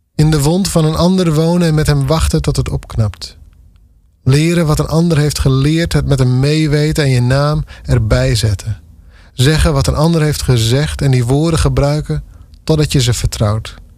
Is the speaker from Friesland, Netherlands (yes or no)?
yes; Dantumadeel, Friesland, Netherlands; de gemeente Dantumedeel, waar ik echt vandaan kom